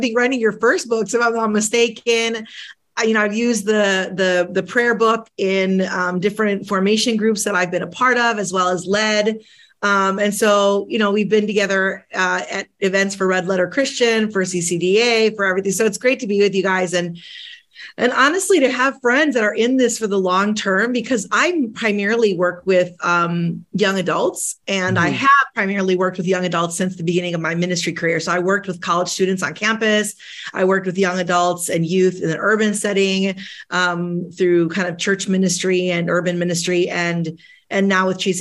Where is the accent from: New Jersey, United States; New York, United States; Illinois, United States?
Illinois, United States; Chicago; first language Spanish; English is a second language; I'm the daughter of two immigrants. Both my parents came from Latin America, Colombia, my mother, Argentina, my father. They came to the city of Chicago